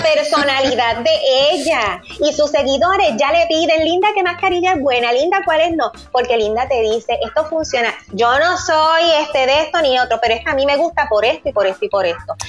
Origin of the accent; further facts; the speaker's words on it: Puerto Rico; nosotros como puertorriqueños